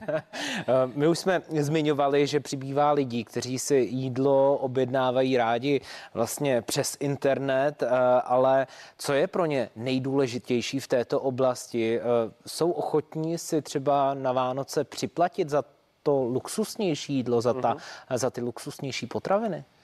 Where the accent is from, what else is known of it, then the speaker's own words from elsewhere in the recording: Czechia; protože jsme Češi